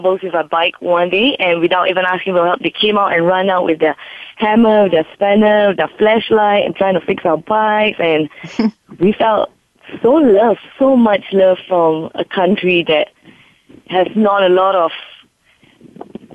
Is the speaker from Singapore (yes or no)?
yes; Singapore; I come from Singapore, and Singapore, it's about 2 hours flight to Bali, and it's an island, but we're a city. So I've been born and raised as a city girl